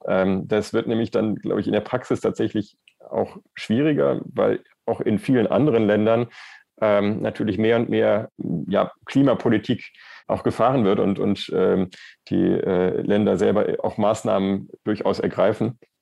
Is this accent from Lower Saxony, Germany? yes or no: no; Erftstadt, North Rhine-Westphalia, Germany; Ich bin selber in, in Erftstadt aufgewachsen und mein Elternhaus steht